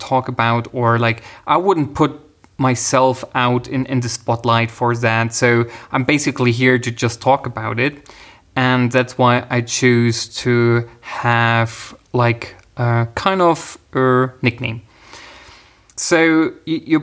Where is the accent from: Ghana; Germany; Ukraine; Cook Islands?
Germany; I'm actually from Germany.